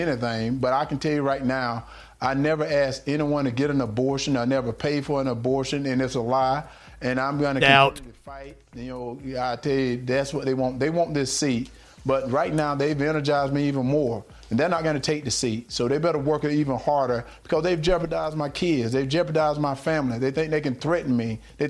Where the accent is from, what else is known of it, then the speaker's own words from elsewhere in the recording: Georgia, United States; So I'm going to continue to help people in my hometown because that's where I am.